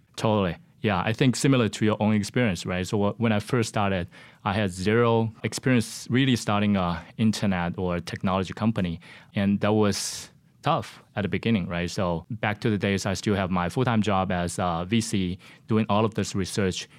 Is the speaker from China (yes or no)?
yes; Shenzhen, Guangdong, China; moved away as an adult; now in United States; I was born and raised in China in a city called Shenzhen.